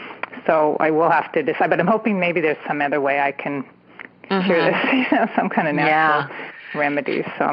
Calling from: San Francisco Bay Area, California, United States; I'm calling from the San Francisco Bay Area.

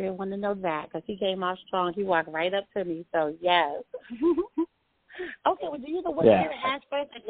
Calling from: New Jersey, United States; I'm calling from New Jersey.

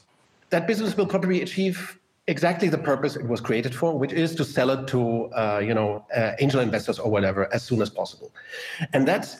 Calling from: Germany; And I'm talking from Germany.

